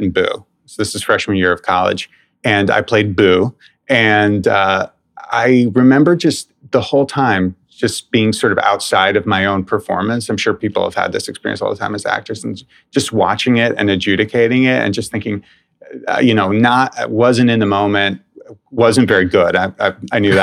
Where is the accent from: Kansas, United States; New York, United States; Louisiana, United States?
New York, United States; New York City; I grew up in New York City, went to school here